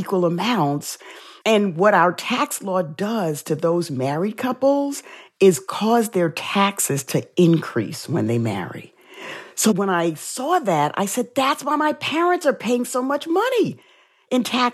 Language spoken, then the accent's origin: English; New York City, New York, United States; growing up in the South Bronx